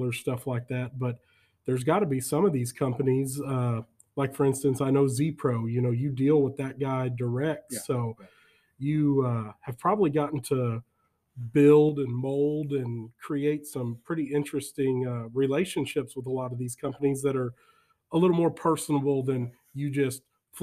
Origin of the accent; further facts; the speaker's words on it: San Antonio, Texas, United States; now in La Vernia, United States; growing up in San Antonio, Texas.